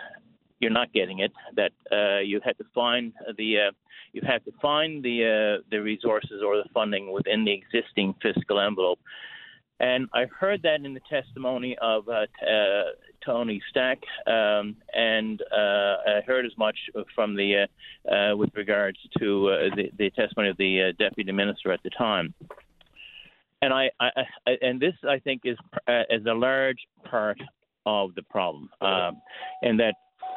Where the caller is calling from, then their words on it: Newfoundland and Labrador, Canada; I'm up here. I'm calling from Labrador West today.